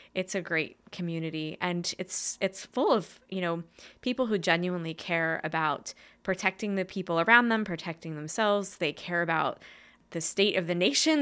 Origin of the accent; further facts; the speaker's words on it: Main Line area near Philadelphia, Pennsylvania, United States; I was born in Pennsylvania, kind of like in the, um, mainline area towards Philadelphia